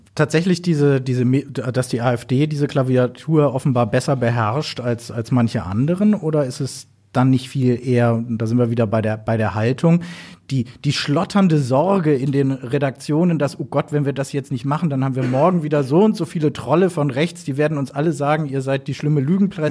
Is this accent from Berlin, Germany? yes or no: yes; Berlin, Germany; ich komme selber aus Berlin